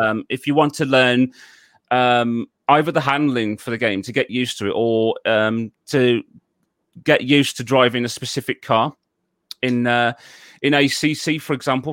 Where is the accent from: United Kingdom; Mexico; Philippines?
United Kingdom; Wolverhampton, West Midlands; I was originally born and raised in um, the city of uh, Wolverhampton in um, in the United Kingdom.